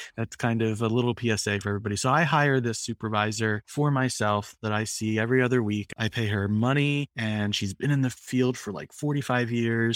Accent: Philadelphia, Pennsylvania, United States; I come from, so in Philadelphia, um, you're either Italian or Irish. and I'm the Irish version

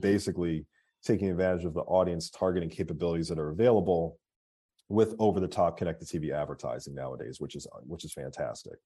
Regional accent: Philadelphia, Pennsylvania, United States; moved away as an adult; now in Atlanta, United States; I'm from Philadelphia, uh, born and raised.

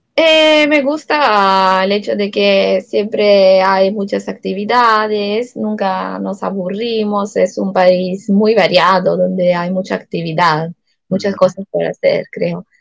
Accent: Acireale, Sicily, Italy; Spanish is a second language; moved away as an adult; now in Peru; yo he nacido en Achiriales, una ciudad, como tú dijiste, de Sicilia

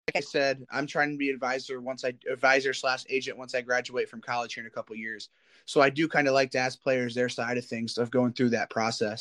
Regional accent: Indianapolis, Indiana, United States; I'm from the Indy area

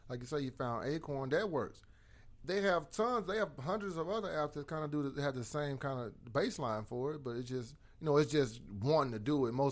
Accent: Ennis, Texas, United States; I'm from Ennis

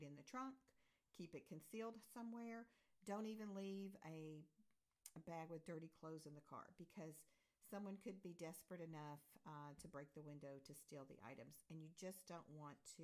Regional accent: United States; moved away as an adult; also born or lived in Europe; we moved back to America from Europe

